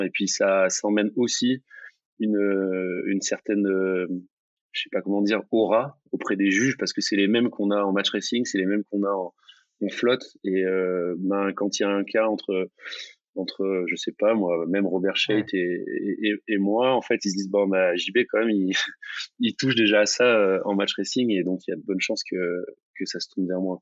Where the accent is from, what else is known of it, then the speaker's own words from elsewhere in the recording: near Marseille, Mediterranean coast, Provence-Alpes-Côte d'Azur, France; c'est un plan d'eau qui est pas loin de là où j'ai grandi. C'est la, même mer, hein, c'est la Méditerranée, c'est le même Mistral